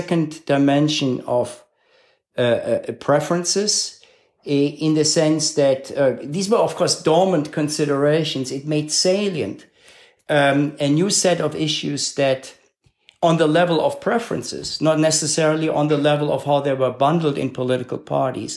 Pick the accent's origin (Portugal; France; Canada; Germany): Germany; Cologne, North Rhine-Westphalia; moved away as an adult; now in United States; a member of sort of the social democratic subculture of my hometown of Cologne